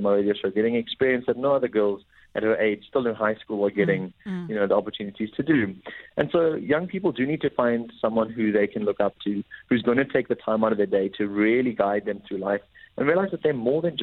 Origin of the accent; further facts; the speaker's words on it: Johannesburg, Gauteng, South Africa; moved away as an adult; now in Cape Town, South Africa; I grew up in Johannesburg